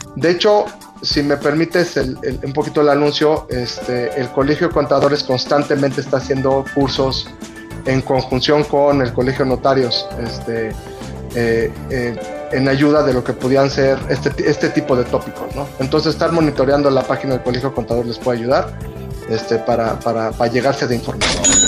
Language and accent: Spanish; Mexico